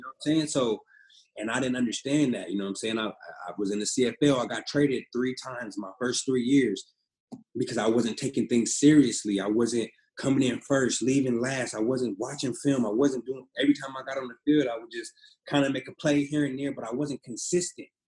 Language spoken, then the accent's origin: English; Pasadena, California, United States; moved away; also born or lived in Oregon; I'm from Pasadena, California, uh, born and raised there